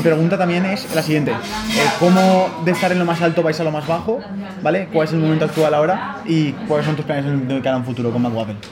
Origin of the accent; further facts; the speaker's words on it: Zaragoza, Aragon, Spain; Yo soy de Zaragoza